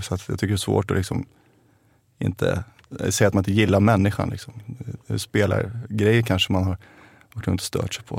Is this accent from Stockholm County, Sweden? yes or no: yes; Stockholm, Stockholm County, Sweden; also born or lived in Vega, Haninge; Hemma är eh, fortfarande Rågsved där jag växte upp